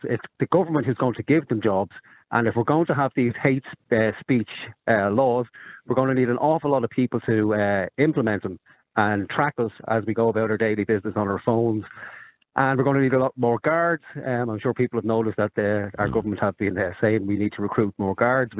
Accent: Ireland; I am Irish.

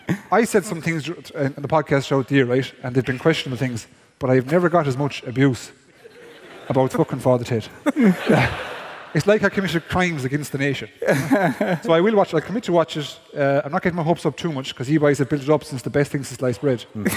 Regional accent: Capitagal, County Galway, Ireland; I'm from Capitagal, right, which is East Galway.

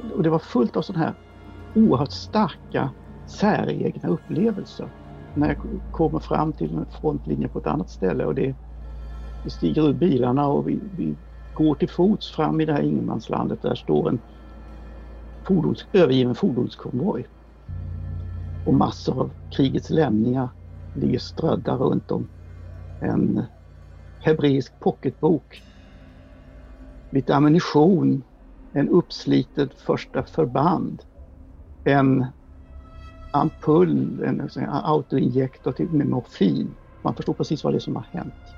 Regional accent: Sweden; vi är svenskar

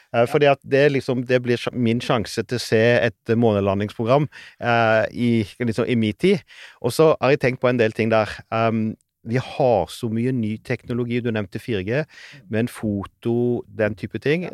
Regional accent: Sauda, Rogaland, Norway; det lokale biblioteket hjemme i Sauda

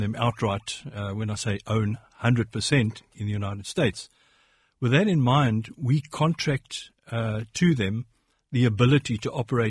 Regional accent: South Africa; born there; accent: South African; I was born in South Africa. I've got Irish roots and an Irish name.

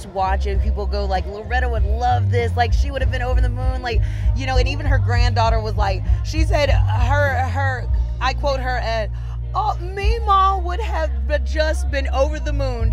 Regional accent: Mississippi, United States; we're from Mississippi

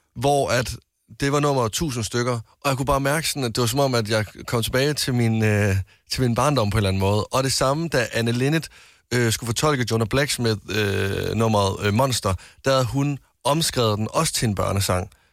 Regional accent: West Jutland, Central Denmark Region, Denmark; jeg er en mand fra Vestjylland

